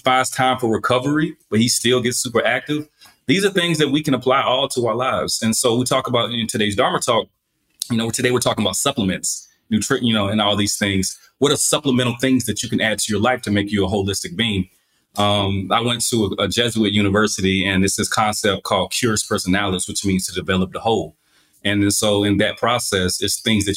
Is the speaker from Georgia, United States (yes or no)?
yes; Albany, Georgia, United States; accent: Southern; I'm from Albany, Georgia, birthplace of …